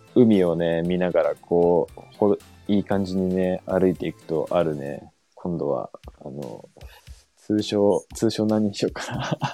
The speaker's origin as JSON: {"language": "Japanese", "town": "Yokosuka", "region": "Kanagawa", "country": "Japan", "tie": "born or raised there", "said": "僕ら、その、地元横須賀で"}